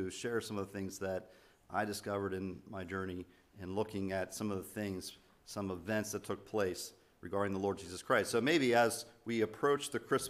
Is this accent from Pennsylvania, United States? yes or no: yes; Pennsylvania, United States; moved away; I'm from Pennsylvania